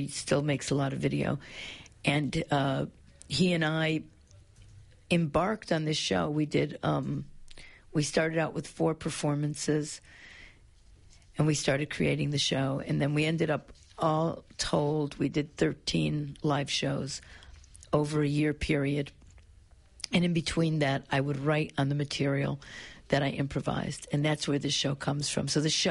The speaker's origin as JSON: {"language": "English", "country": "United States", "also_born_or_lived": "Italy", "moved": "yes", "lives_now": "Melbourne, Australia", "said": "I'm immigrant Italian, even so, I'm an anarchist, I'm an outsider. I left school when I was 13."}